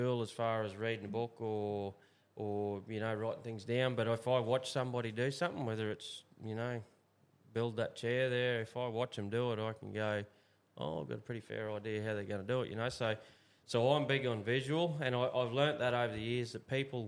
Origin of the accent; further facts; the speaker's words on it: Australia; We grew up in Clifton Station and spent my life there